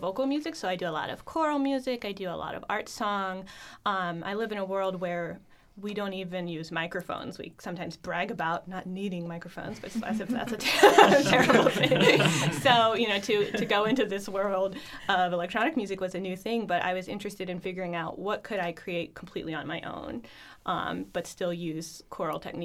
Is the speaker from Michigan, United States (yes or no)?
no; Pennsylvania, United States; moved away as an adult; also born or lived in Miami; I grew up in Pennsylvania